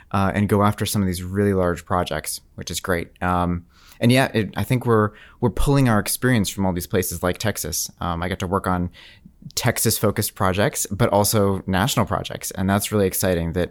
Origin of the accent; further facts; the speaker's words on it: Canada; my dad would, would make a big deal that we are French Canadian. We're not just French. We're French Canadian.